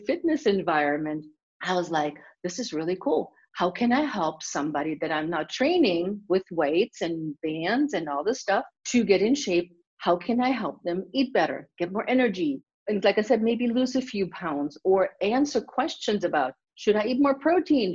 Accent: Germany; now in United States; growing up in Germany, you exercise automatically

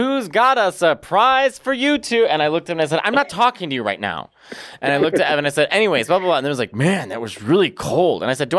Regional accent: Chicago, Illinois, United States; now in New York, United States; we both moved to New York at the same time. I'm coming from Chicago.

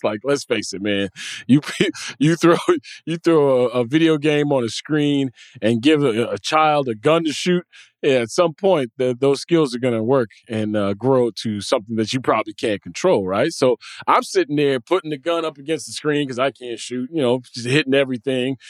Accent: Evanston, Illinois, United States; We had just moved to Evanston

